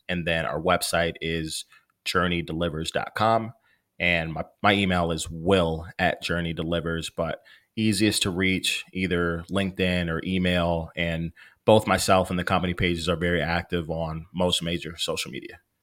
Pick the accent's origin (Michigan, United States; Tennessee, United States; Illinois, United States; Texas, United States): Illinois, United States; Maywood; I grew up in Maywood. It's the west side of Chicago